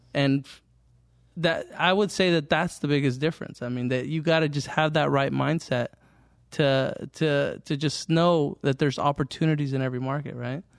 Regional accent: Fremont, California, United States; I grew up here in Fremont, here in the Mission area

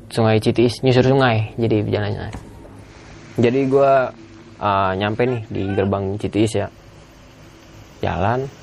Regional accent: Jakarta, Indonesia; kan gue dari Jakarta kan dua orang

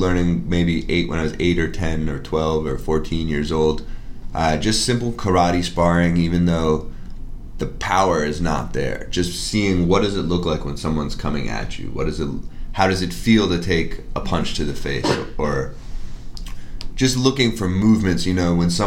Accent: Newton, Massachusetts, United States; also born or lived in Cambridge, Massachusetts / Framingham, Massachusetts / Pittsburgh; I was born in Cambridge, Central Square. Grew up in Newton mostly.

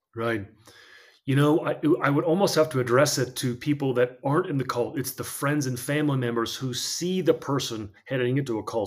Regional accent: New Jersey, United States; moved away as an adult; also born or lived in Idaho; I had, uh, grown up in New Jersey

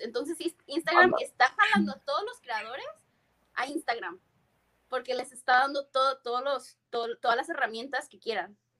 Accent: Tijuana, Baja California, Mexico; also born or lived in San Diego, United States / Berkeley, United States; now in United States; De Tijuana, mi casa, mi familia, mis amigos

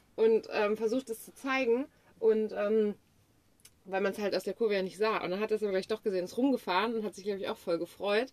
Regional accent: Germany

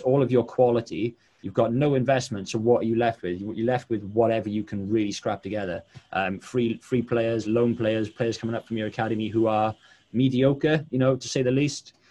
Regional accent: Wales, United Kingdom; I'm Welsh.

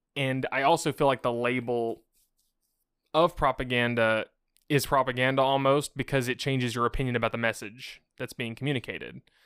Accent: United States; I'm an American, I grew up hearing about how bad communism was all my life.

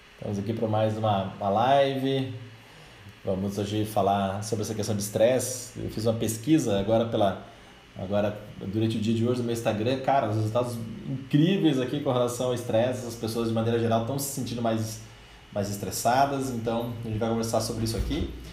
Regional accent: Brazil; nós como brasileiros

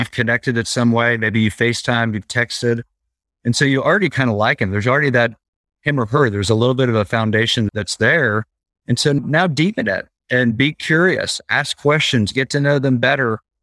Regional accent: Oklahoma, United States; I'm from Oklahoma. I travel to L A on occasion for business trips

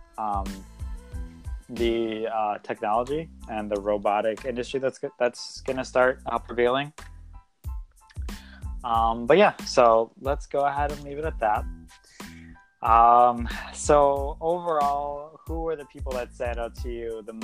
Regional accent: United States; us most excited as American people

